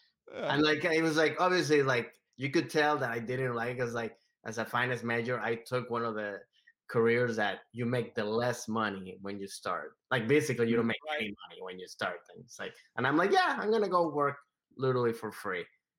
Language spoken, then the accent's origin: English; Washington, District of Columbia, United States; also born or lived in Venezuela; now in Los Angeles, United States; No, I was born in Venezuela, but I moved to the US when I was 11, 12 to Washington, DC area. And then, so I grew up there, went to college there and everything.